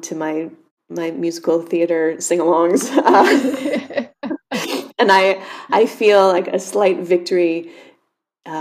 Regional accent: United States; also born or lived in New York City; I grew up just a handful of miles away

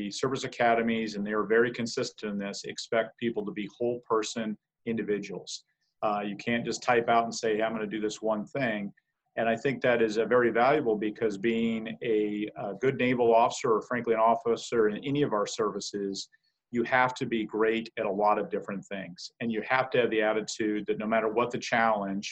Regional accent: Casper, Wyoming, United States; I grew up in Casper, Wyoming

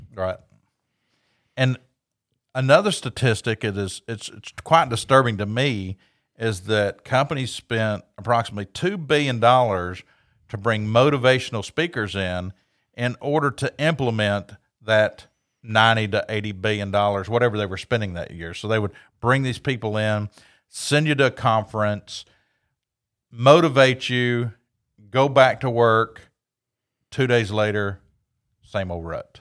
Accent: Knoxville, Tennessee, United States; I grew up in Knoxville, Tennessee

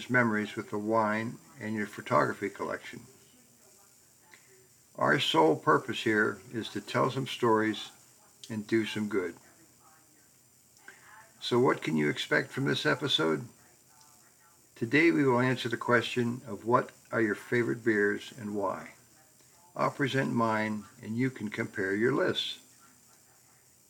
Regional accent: Akron, Ohio, United States; Growing up in Akron, I was fortunate to go to the University of Akron

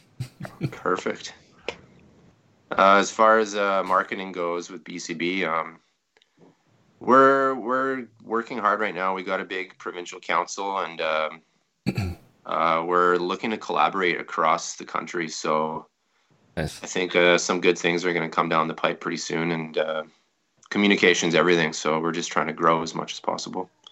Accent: Saskatchewan, Canada; I'm from Saskatchewan

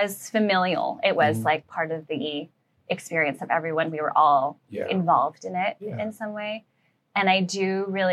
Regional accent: Tel Aviv, Tel Aviv District, Israel; I was growing up in Tel Aviv

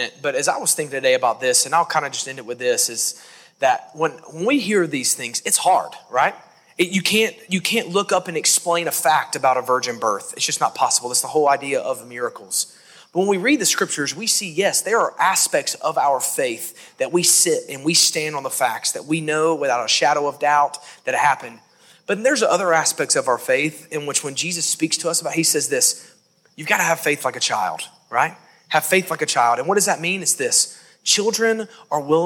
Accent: Alabama, United States; now in Hendersonville, United States; I'm from Alabama.

